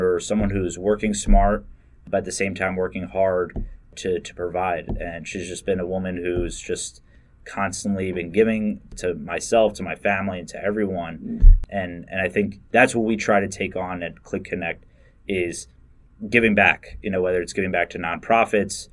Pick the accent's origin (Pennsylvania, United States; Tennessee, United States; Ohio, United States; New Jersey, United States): Pennsylvania, United States; Bucks County; I grew up in Bucks County